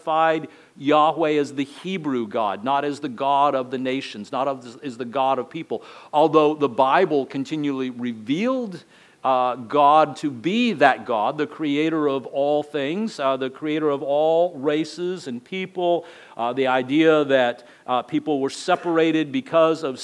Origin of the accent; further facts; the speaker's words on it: El Paso, Texas, United States; accent: border accent; moved away as an adult; now in Florida, United States; I grew up in El Paso, Texas, so it was more like, you know, a border accent